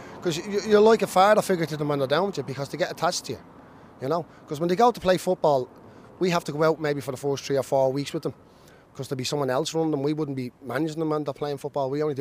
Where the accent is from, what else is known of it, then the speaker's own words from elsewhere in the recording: Dublin, Leinster, Ireland; moved away; also born or lived in Ballyfermot, Dublin; I'm from originally from Pimlico